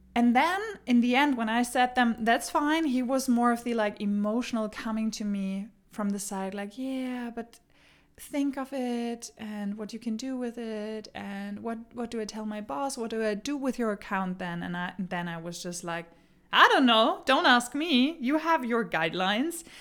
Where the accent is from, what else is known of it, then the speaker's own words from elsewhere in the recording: Germany; English is a second language; now in Denmark; I grew up in Germany. I moved to Denmark